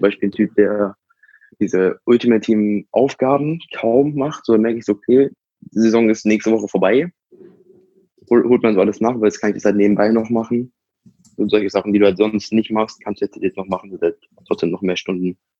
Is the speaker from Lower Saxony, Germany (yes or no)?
yes; Hanover, Lower Saxony, Germany; ich komme halt aus Hannover